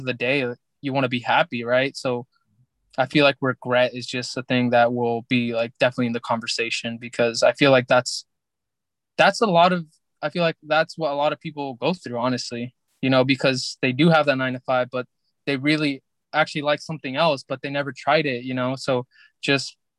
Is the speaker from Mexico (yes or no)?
yes; Mexico; we're from Mexico